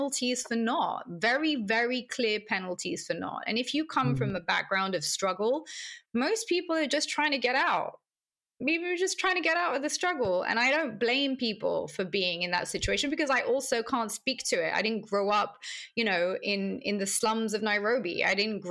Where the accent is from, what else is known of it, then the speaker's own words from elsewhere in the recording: London, United Kingdom; accent: British; also born or lived in Palestine; I've always thought of myself as a Londoner